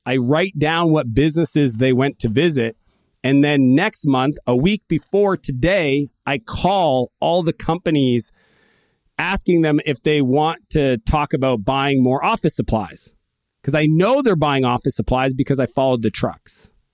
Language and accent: English; Canada; I'm Canadian